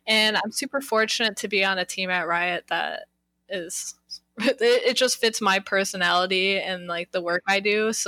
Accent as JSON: {"language": "English", "region": "Midwest", "country": "United States", "lives_now": "California, United States", "said": "especially I come from the Midwest, so my rent over there paying like $350 for an apartment"}